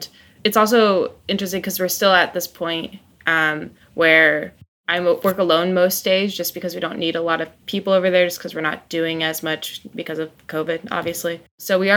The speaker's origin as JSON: {"language": "English", "town": "Fort Collins", "region": "Colorado", "country": "United States", "tie": "born or raised there", "moved": "yes", "lives_now": "Washington, D.C., United States", "said": "So I grew up in Fort Collins, Colorado, one of the beer hubs of the world"}